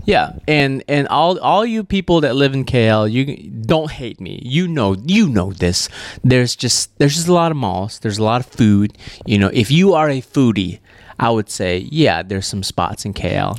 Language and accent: English; Malaysia; moved away; my home country of Malaysia